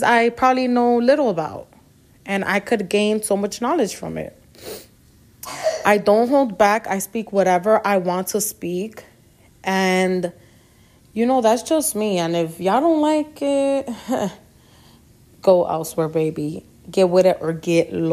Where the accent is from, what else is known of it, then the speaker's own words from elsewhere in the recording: New York City, New York, United States; also born or lived in Queens, New York; I was born in Queens, New York, raised in the Bronx